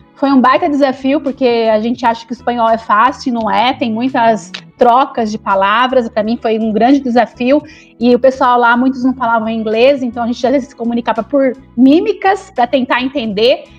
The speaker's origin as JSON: {"language": "Portuguese", "town": "Araraquara", "region": "São Paulo", "country": "Brazil", "tie": "born or raised there", "also_born_or_lived": "São Carlos / Mogi das Cruzes / Guarulhos / Jaguariúna", "moved": "as an adult", "said": "Eu nasci em Araraquara, fui fazer faculdade em São Carlos"}